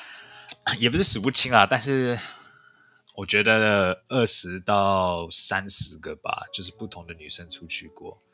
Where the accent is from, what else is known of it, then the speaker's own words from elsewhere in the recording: Canada; also born or lived in Taiwan; 我是在加拿大出生的，但是我也有在台湾住一段时间